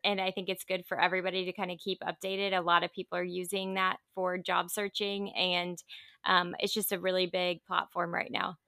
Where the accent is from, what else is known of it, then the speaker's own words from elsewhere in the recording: Indiana, United States; also born or lived in Dallas, Texas; now in Southern California, United States; I'm from Indiana originally. So, I'm actually a Midwest girl that lives out in Southern California now